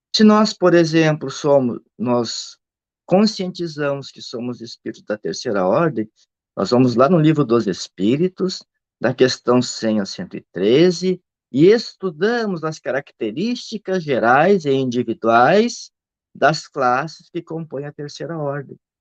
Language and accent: Portuguese; Rio Grande do Sul, Brazil; eu sou do Rio Grande do Sul